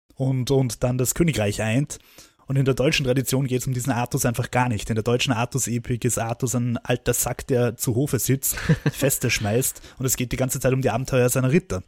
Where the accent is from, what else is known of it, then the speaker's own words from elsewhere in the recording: Austria; als Österreicher